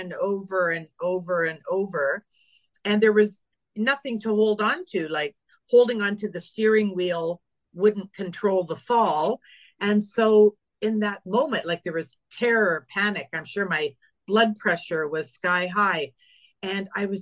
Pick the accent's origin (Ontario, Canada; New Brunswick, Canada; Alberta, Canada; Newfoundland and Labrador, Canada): Ontario, Canada; Northern; also born or lived in Lake Superior; now in Palm Desert, United States; I grew up in Northern Ontario